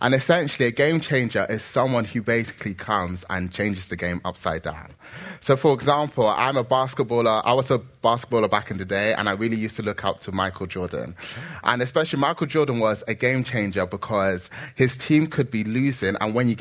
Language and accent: English; Nigeria; I'm Nigerian